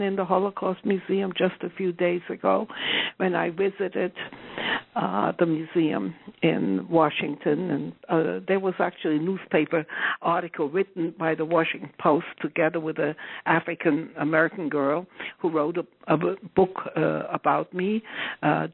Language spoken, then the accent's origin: English; the Deep South, Southern Germany, Germany; I come from the Deep South